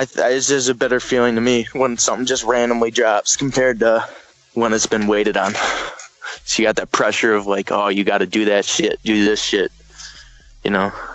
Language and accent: English; Howell, Michigan, United States; also born or lived in Detroit, Michigan; I grew up in Howell